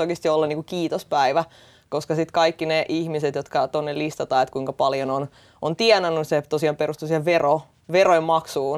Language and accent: Finnish; Estonia; now in Finland; Mä itse olen tota kotoisin Virosta ja kasvanut venäläisessä kulttuurissa niin kuin lapsuudessa